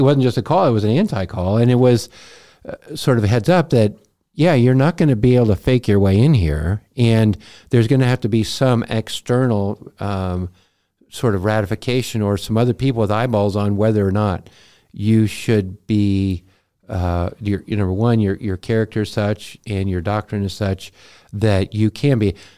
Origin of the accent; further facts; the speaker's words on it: Montana, United States; moved away as an adult; we're from Montana